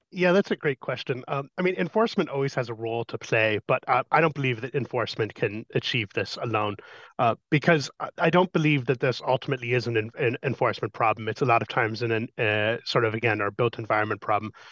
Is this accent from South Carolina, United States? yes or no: no; Colorado, United States; in my hometown in Colorado